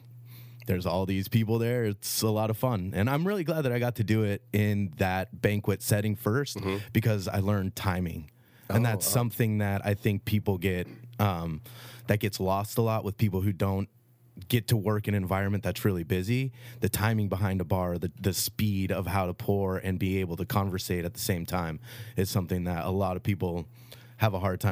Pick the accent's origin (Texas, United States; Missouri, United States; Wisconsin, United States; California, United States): California, United States; Sonoma; Yeah, I grew up in Sonoma, lived in the Valley my whole entire life. My grandparents lived in Angwin for a long time